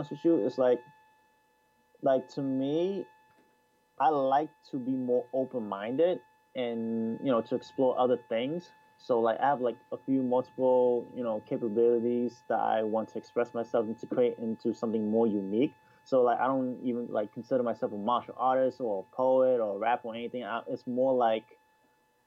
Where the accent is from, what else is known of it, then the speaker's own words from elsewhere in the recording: Boston, Massachusetts, United States; Anime Boston, which is my hometown